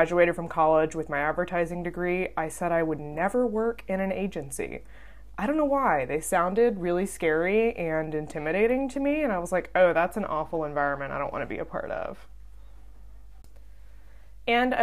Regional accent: Southern United States, United States; accent: southern; now in Birmingham, United States; my southern accent

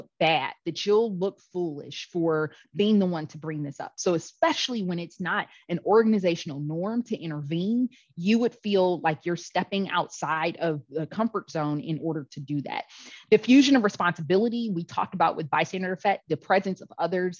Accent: Cleveland, Ohio, United States; me from Cleveland, Ohio, but my family is from

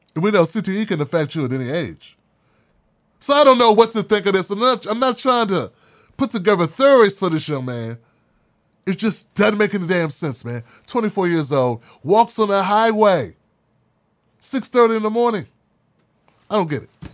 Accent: United States; I'm from Washington.

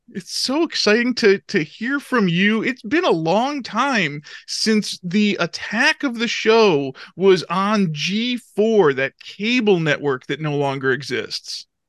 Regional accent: Chicago, Illinois, United States; growing up in Chicago

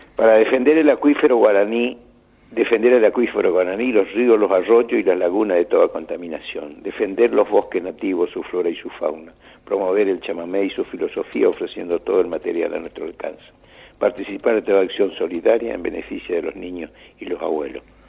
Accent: Argentina; que soy tan argentino

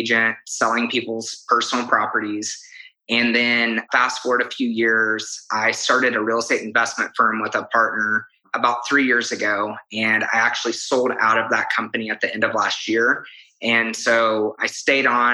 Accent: Kansas, United States; moved away as an adult; also born or lived in Texas; now in Oklahoma City, United States; originally from Kansas and I moved to Oklahoma City in 2012

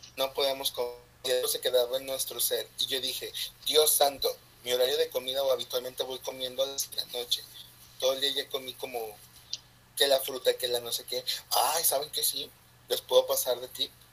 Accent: Mexico; nosotros como mexicanos

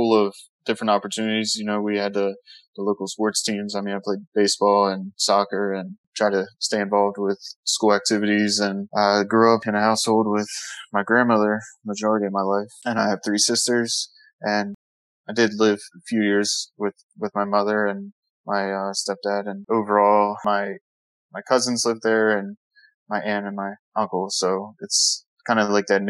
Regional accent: Baltimore, Maryland, United States; moved away as an adult; also born or lived in San Antonio, Texas; now in West Palm Beach, United States; Originally from Baltimore, Maryland, and then lived there for my first 23 years

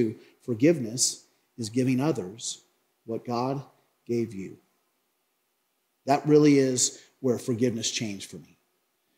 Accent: Craig, Colorado, United States; I grew up in Craig, Colorado in the 1980s

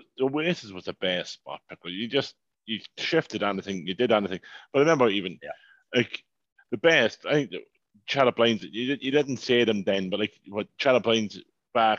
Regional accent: Ireland; accent: Irish; also born or lived in England; I'm Irish

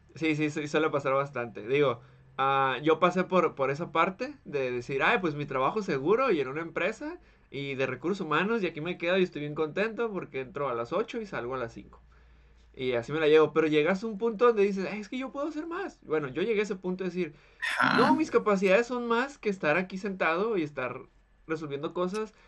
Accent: Mexico; somos mexicanos

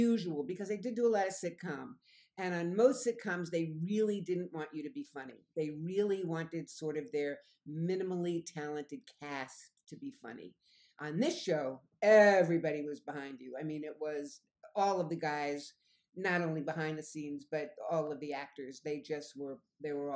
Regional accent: Great Neck, New York, United States; also born or lived in Los Angeles; I'm originally from New York. I grew up in a little town on Long Island called Great Neck.

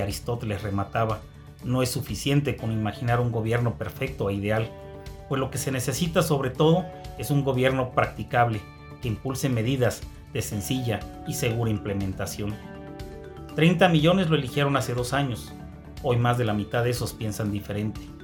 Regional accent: Querétaro, Mexico; las y los queretanos nos cuidamos

